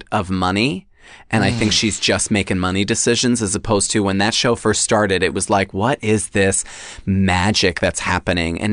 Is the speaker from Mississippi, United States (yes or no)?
no; Long Island, New York, United States; moved away; I grew up on Long Island.